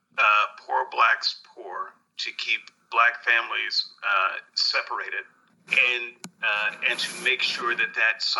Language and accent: English; United States